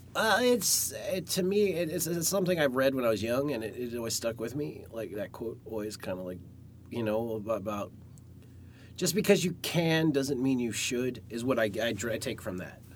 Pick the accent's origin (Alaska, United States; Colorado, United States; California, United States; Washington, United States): Alaska, United States; I grew up in the Cold War age, uh, like the tail end of the Cold War in Alaska